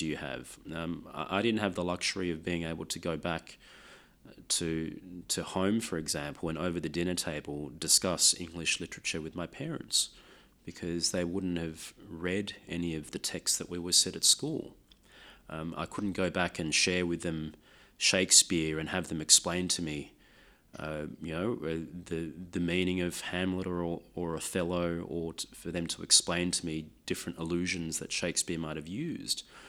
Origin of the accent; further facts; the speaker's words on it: Sydney, New South Wales, Australia; first language Lao; English is a second language; also born or lived in France; I was growing up in Sydney in the nineteen eighties